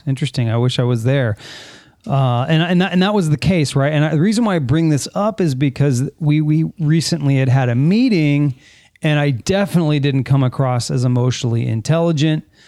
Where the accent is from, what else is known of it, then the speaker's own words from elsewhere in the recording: San Fernando Valley, California, United States; I grew up in the San Fernando Valley